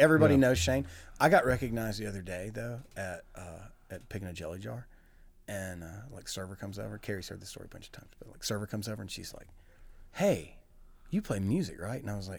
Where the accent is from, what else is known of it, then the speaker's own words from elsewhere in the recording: Tupelo, Mississippi, United States; That's my hometown.